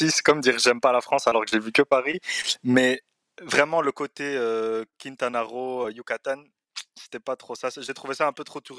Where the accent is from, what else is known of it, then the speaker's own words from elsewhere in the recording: Brussels, Brussels-Capital Region, Belgium; donc comme euh, Tucker l'a dit. Euh, j'ai 27 ans, je suis marocain et je suis de Bruxelles, comme vous l'entendrez sûrement à l'accent euh, pour les plus pointilleux d'entre vous.